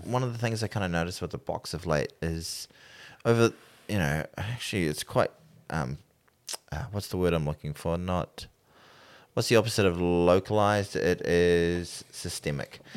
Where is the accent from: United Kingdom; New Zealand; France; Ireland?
New Zealand; I'm still a New Zealander